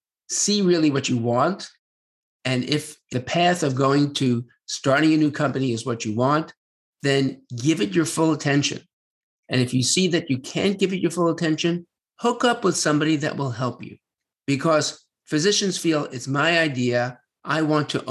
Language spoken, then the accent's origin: English; New York City, New York, United States; moved away as an adult; also born or lived in New Haven, Connecticut; now in Washington, D.C. area, United States; I grew up in Brooklyn, New York